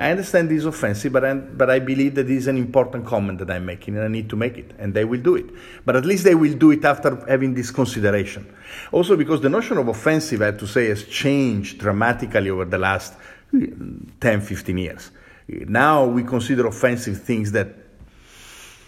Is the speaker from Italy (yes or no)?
yes; Italy; English is a second language; now in United States; I'm Italian. My mom comes from Northern Italy. My father comes from Southern Italy